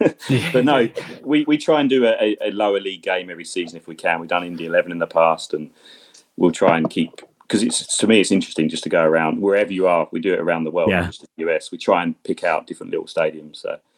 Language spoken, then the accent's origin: English; England, United Kingdom; now in Columbus, United States; We're going back to England in the summer